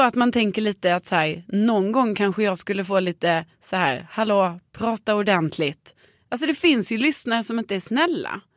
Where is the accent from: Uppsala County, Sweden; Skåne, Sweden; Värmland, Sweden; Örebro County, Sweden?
Skåne, Sweden; accent: Scanian (skånska); now in Stockholm, Sweden; jag pratar skånska va?